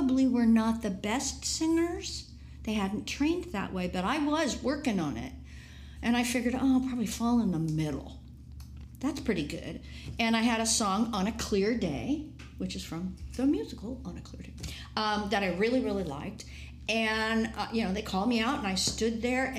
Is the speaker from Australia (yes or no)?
no; San Mateo, California, United States; from San Mateo